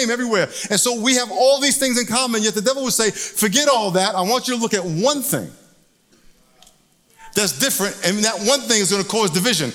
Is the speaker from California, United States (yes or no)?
no; New York, United States; now in San Diego, United States; I'm originally from New York